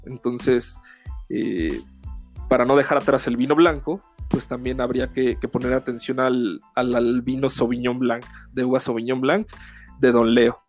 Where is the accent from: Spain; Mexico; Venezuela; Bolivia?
Mexico; abusamos un poco del picante como buenos mexicanos